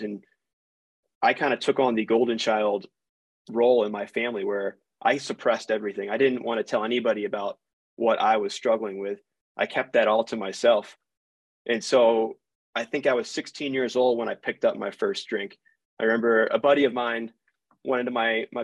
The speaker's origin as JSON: {"language": "English", "area": "Baltimore County", "region": "Maryland", "country": "United States", "tie": "born or raised there", "also_born_or_lived": "Florida", "moved": "as an adult", "lives_now": "Utah, United States", "said": "I grew up in a middle-class family. I'm originally from Baltimore County, Maryland."}